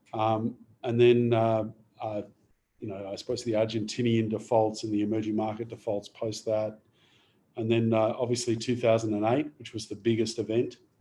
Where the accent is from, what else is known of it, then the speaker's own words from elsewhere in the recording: Adelaide, South Australia, Australia; moved away; I originally I'm from Adelaide.